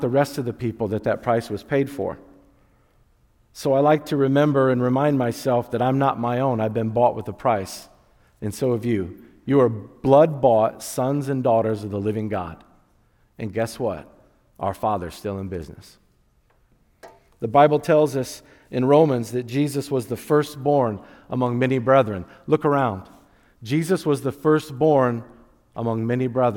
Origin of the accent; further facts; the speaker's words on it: Wakarusa, Indiana, United States; I grew up in Wakarusa. We still say hi in Wakarusa